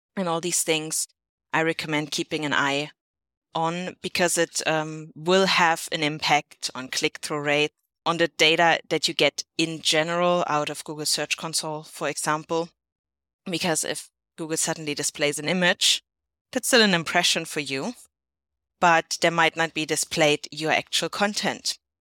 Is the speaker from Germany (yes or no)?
yes; Germany; not my home country, Germany